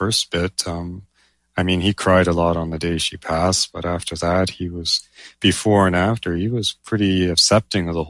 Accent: Canada; I'm a Canadian speculative fiction writer

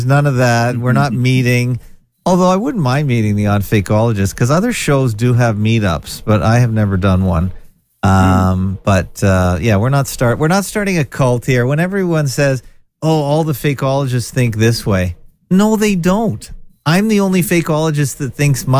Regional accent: Canada; I'm from Canada

